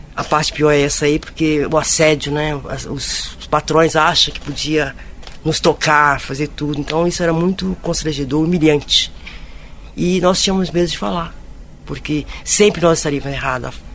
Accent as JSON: {"language": "Portuguese", "region": "Minas Gerais", "country": "Brazil", "said": "venho de Minas"}